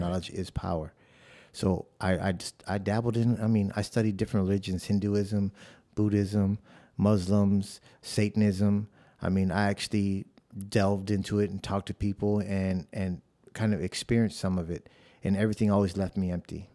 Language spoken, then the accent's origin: English; Chicago, Illinois, United States; moved away as an adult; also born or lived in South Bronx, New York; now in San Antonio, United States; I was born in the South Bronx of New York, and then I was raised in the South Side of Chicago